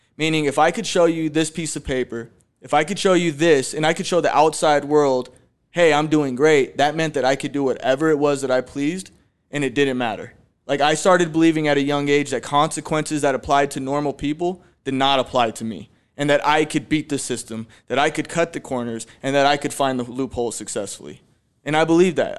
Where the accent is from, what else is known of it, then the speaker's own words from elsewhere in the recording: Phoenix, Arizona, United States; I was born right here in Phoenix, Arizona too. I was born in the Maryvale area